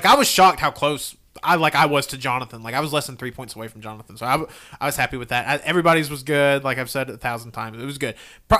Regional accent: New York, United States; I'm from New York.

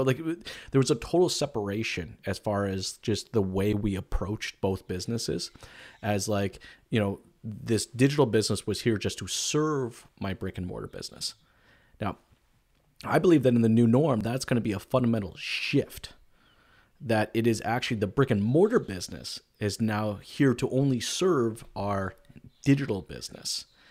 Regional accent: United States; I'm an American

